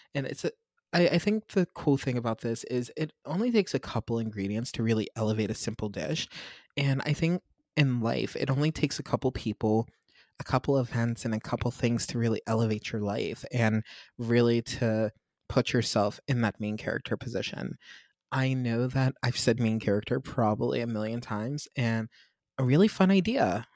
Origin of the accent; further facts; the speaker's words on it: Pittsburgh, Pennsylvania, United States; my hometown of Pittsburgh